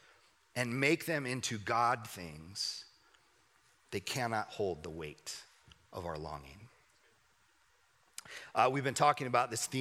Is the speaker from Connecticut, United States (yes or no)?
no; Southern California, United States; I grew up in Southern California